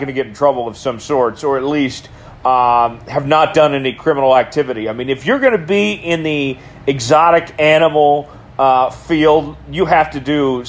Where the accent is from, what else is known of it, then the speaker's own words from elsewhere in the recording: Oklahoma, United States; I know that I'm from Oklahoma